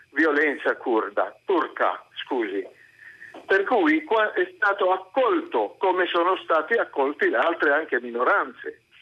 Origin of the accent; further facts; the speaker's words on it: Syria; now in Italy; io ho vissuto da ragazzo in Siria